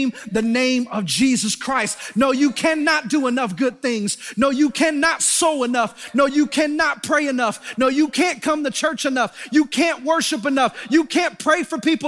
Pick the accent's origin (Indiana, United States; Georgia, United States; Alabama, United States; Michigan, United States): Michigan, United States; Detroit; I'm from Detroit